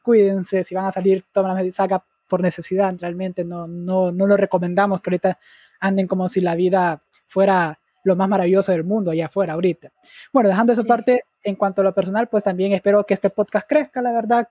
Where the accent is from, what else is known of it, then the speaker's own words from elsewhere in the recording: Honduras; nuestro país